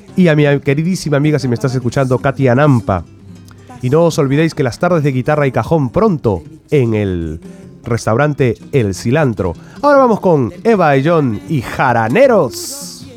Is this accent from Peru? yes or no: yes; Peru; moved away; los peruanos que, que somos, que vivimos aquí